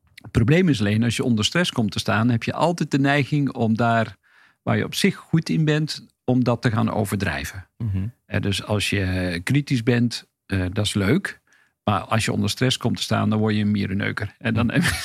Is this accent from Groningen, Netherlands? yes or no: no; Hedel, Gelderland, Netherlands; ik ben geboren in Hedel